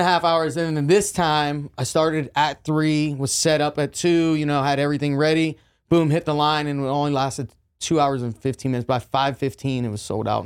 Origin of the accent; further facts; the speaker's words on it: Jeannette, Pennsylvania, United States; also born or lived in Orange County, California; now in Texas, United States; A little city called Jeanette, P A, is where I grew up